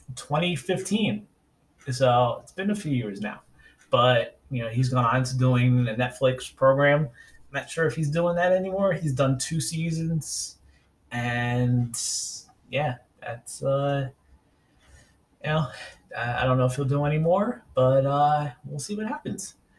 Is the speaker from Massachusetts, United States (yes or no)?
no; New York City, New York, United States; also born or lived in Central Virginia; now in Virginia, United States; I'm originally from New York City. I was born in 80 and grew up in Staten Island. I live in Virginia now